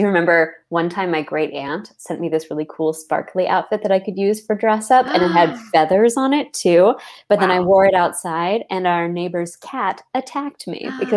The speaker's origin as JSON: {"language": "English", "town": "Washington", "region": "District of Columbia", "country": "United States", "tie": "born or raised there", "said": "I'm a city kid. I grew up in Washington, D.C."}